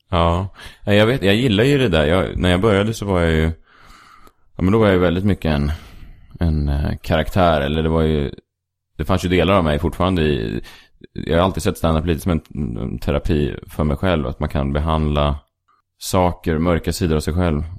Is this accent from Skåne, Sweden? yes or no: no; Stockholm, Stockholm County, Sweden; now in Stockholm, Sweden; jag är uppvuxen på eh, Sankt Eriksplan